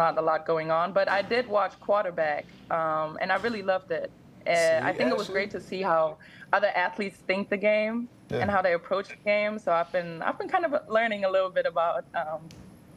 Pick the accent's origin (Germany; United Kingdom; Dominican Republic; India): Germany; moved away; growing up in Germany, I didn't grow up around football